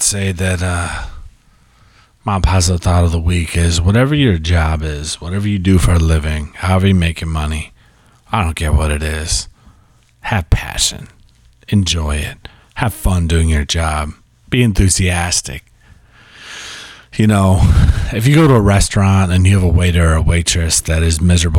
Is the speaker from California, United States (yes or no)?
yes; California, United States; born there; I'm a California King because I was born in California.